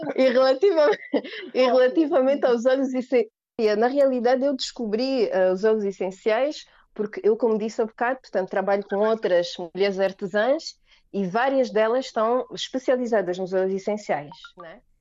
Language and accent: Portuguese; Angola; são angolana